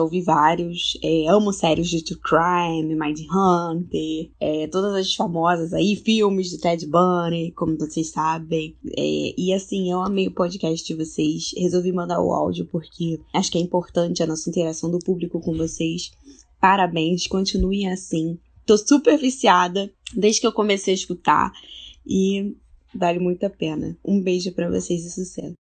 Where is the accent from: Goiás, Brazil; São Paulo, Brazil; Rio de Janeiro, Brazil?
Rio de Janeiro, Brazil; sou aqui do Rio de Janeiro